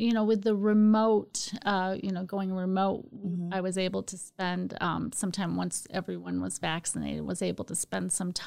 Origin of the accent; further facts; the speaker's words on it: Holt, Michigan, United States; I actually grew up in Holt